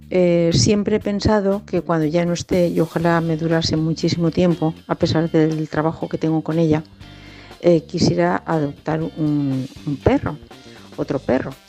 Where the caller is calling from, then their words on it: Valencia, Valencian Community, Spain; de Valencia.